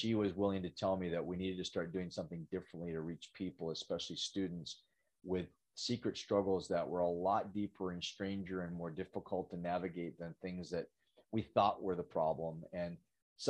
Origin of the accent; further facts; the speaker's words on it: Western Canada, Canada; I'm from Western Canada